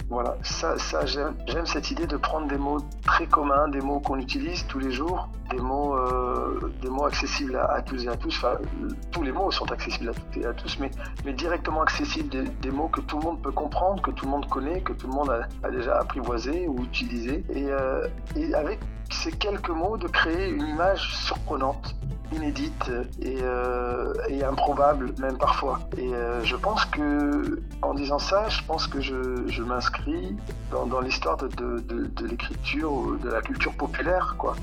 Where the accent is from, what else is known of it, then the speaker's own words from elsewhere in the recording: Roubaix, Hauts-de-France, France; Je suis né, j'ai grandi à Roubaix